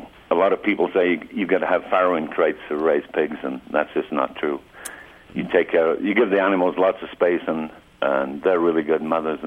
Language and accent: English; England, United Kingdom; I'm from England originally, and I worked with cattle all over the world.